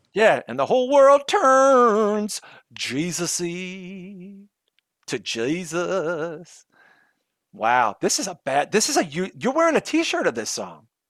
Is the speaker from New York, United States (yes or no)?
yes; New York City, New York, United States; I'm from Brooklyn